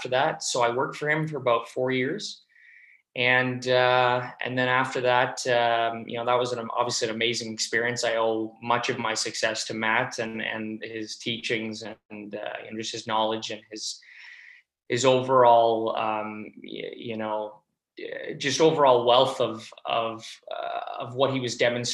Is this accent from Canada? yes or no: yes; Toronto, Ontario, Canada; moved away as an adult; Toronto, my hometown in Canada